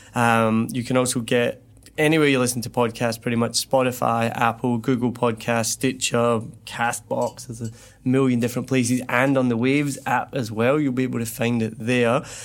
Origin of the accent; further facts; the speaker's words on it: Scotland, United Kingdom; accent: soft Scottish; moved away as an adult; now in Ho Chi Minh City, Vietnam; I'm Scottish